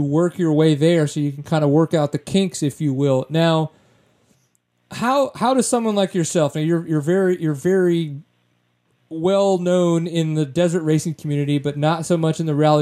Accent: Louisiana, United States; moved away; also born or lived in Texas; growing up in Louisiana, doing enduros, all that kinds of stuff, and then kind of coming to Texas

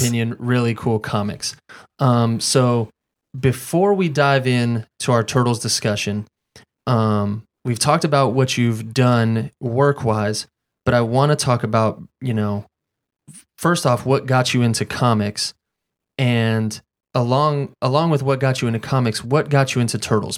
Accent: Fayetteville, North Carolina, United States; I'm from Fayetteville, North Carolina.

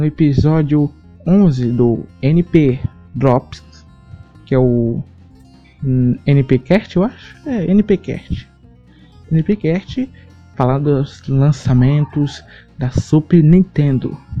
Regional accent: Tocantins, Brazil; sou tocantinense

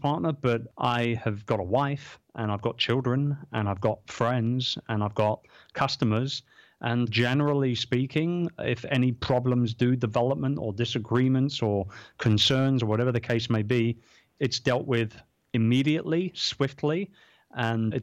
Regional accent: London, United Kingdom; I'm from London.

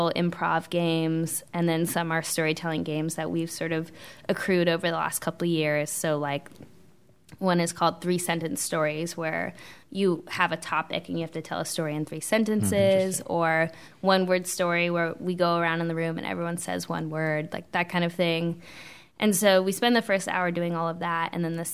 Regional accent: Bay Area, California, United States; moved away as an adult; now in Charlotte, United States; I'm from California, grew up in the Bay Area, which is very, very liberal

